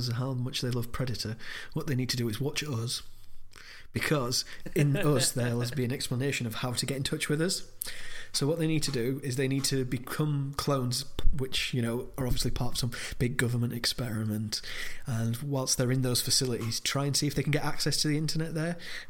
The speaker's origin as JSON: {"language": "English", "region": "Yorkshire and the Humber", "country": "United Kingdom", "said": "We are from Yorkshire."}